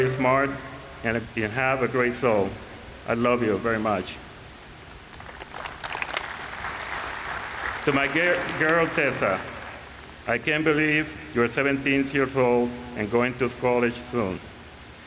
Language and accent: English; Puerto Rico; moved away as an adult; also born or lived in Seattle; when I was growing up in Puerto Rico